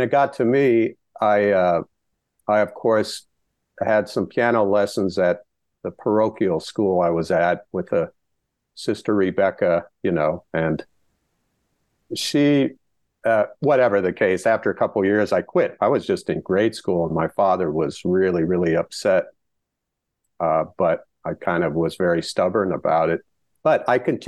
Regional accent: Dickinson, North Dakota, United States; born or raised there

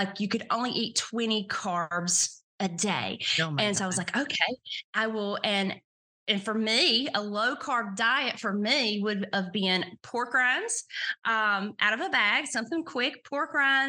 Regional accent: the South, United States; Well, as Carol mentioned, I am from the South, and I guess I would consider myself a deep Southerner.

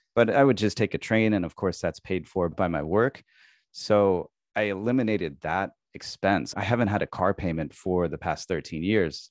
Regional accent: Midwest, United States; moved away as an adult; also born or lived in San Diego, California; now in Tokyo, Japan; I grew up in the Midwest, and I moved to California, moved out to San Diego

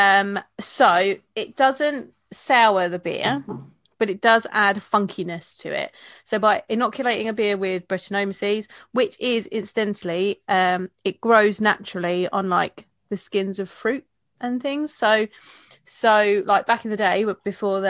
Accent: Kent, South East England, United Kingdom; I'm from Kent, there's a lot of farms around here

